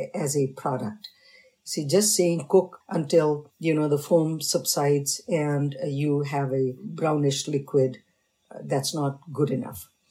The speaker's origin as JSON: {"language": "English", "region": "North India", "country": "India", "tie": "born or raised there", "moved": "yes", "said": "I was raised in North, but I have a parental heritage of South."}